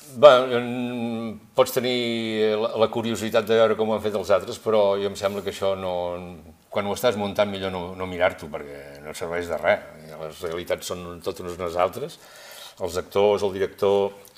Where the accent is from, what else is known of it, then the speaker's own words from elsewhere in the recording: Girona, Catalonia, Spain; som tres amics de Girona que fa molts anys que ens coneixem